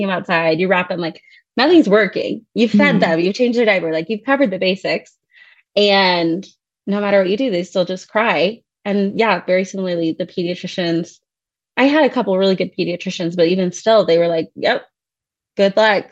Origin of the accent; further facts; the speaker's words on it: Ohio, United States; moved away; I'm originally from Ohio. I grew up there and then went out to school for nursing school.